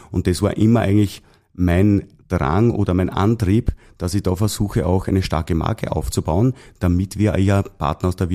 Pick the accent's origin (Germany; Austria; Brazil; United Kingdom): Austria; Lower Austria; ich bin Niederösterreicher. Gebürtiger Niederösterreicher.